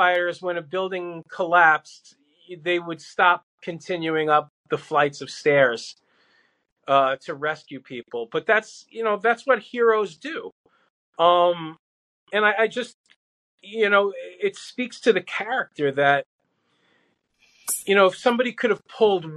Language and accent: English; New York City, New York, United States; also born or lived in Howard Beach, Queens; we grew up in Brooklyn, but then we moved to Queens, we moved to Howard Beach